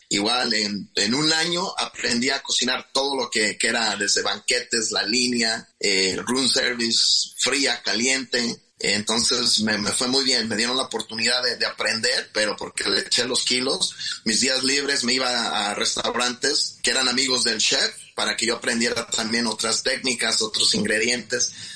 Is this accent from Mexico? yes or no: yes; Huitzuco, Guerrero, Mexico; now in Chicago, United States; yo nací en, en Huitzuco, Guerrero, y pues eh, siempre crecí un niño muy inquieto